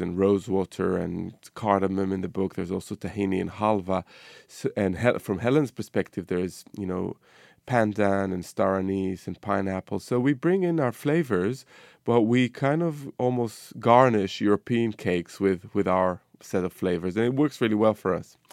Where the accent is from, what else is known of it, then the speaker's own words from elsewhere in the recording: Israel; moved away; my childhood growing up in the Middle East, you know, in Israel